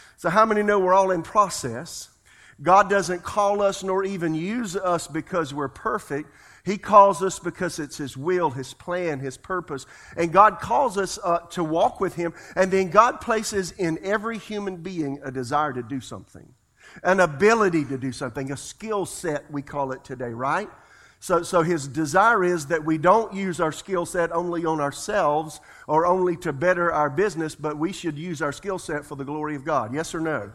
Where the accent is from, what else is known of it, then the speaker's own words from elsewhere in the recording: South Carolina, United States; I'm from South Carolina.